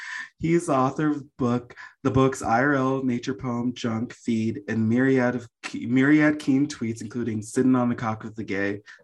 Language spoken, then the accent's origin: English; Jamaica; because I'm Jamaican and we're talking about like dialects